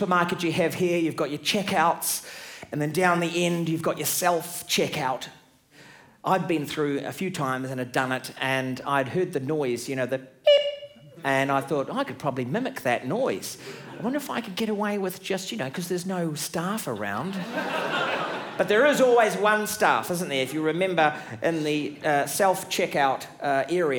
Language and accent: English; New Zealand; I'm from New Zealand